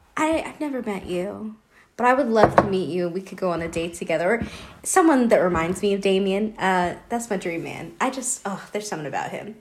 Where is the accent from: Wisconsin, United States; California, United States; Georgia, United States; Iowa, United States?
Georgia, United States; moved away; I'm from Georgia